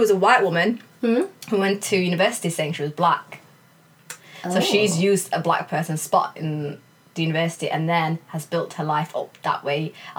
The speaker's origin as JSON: {"language": "English", "country": "United Kingdom", "said": "we're clearly not American. We're British."}